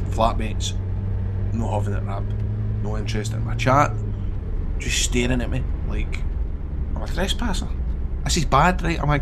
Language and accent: English; Scotland, United Kingdom; Hiya, I'm from Scotland.